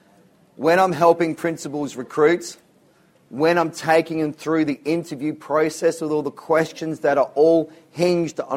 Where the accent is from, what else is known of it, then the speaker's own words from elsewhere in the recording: Whyalla, South Australia, Australia; I lived in a place called Whyalla in South Australia. It's where I grew up.